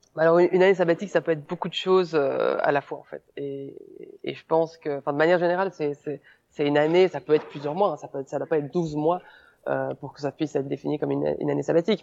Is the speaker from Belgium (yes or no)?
yes; Belgium; moved away as an adult; je suis belge. Peut-être que, peut que les gens vont s'en apercevoir euh, via mon accent ou certains mots que je vais utiliser